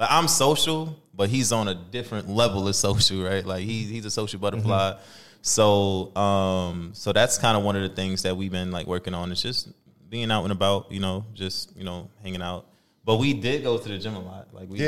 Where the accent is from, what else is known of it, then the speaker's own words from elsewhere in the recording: New York, United States; moved away as an adult; also born or lived in Staten Island; now in Minnesota, United States; I'm originally from New York.